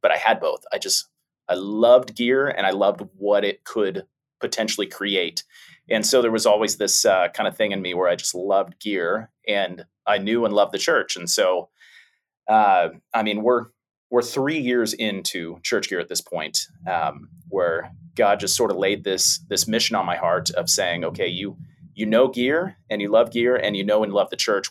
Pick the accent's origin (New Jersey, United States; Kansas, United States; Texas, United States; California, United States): California, United States; San Diego; moved away; I'm from San Diego, my wife and I, and so we go back every July